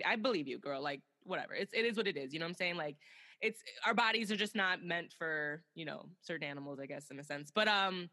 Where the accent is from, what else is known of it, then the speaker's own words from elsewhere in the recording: Chicago, Illinois, United States; we're from Chicago